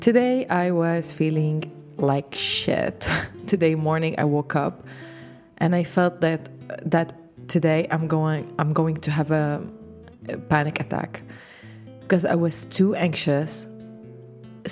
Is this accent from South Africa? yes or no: no; Lebanon; English is a second language; I am Lebanese, so English is my second language.